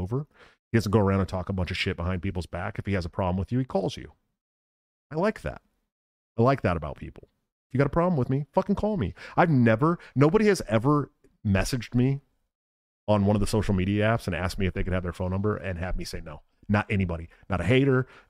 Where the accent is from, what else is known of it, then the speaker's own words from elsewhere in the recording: United States; As an American in America